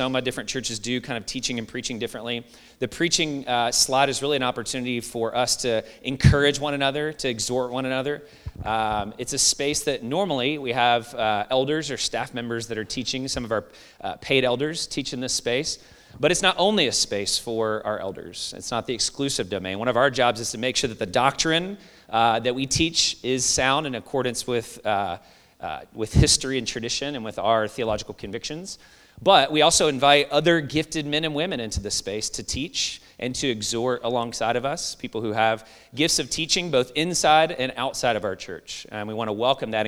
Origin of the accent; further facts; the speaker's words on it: Louisville, Kentucky, United States; moved away; Louisville, which is my hometown